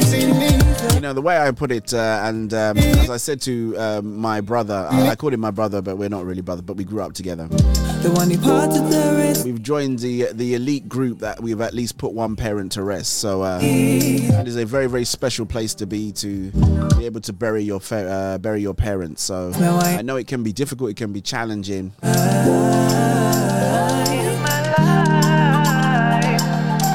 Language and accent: English; England, United Kingdom; accent: English; my English accent. They say, oh, let's get that guy from the UK